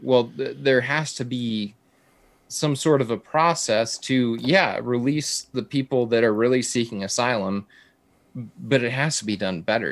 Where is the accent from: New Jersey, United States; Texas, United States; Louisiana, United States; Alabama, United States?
Texas, United States; South Texas border, United States; growing up on the South Texas border